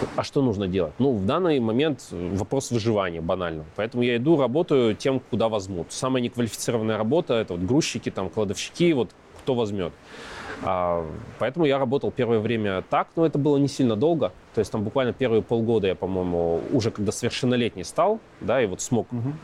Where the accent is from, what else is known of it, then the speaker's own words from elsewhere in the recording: Yekaterinburg, Sverdlovsk Oblast, Russia; also born or lived in Ozyorsk, Chelyabinsk Oblast; Родился в Екатеринбурге, потом жили в Озерске, это Челябинск 65, закрытый город. А, потом обратно в Екатеринбург вернулись.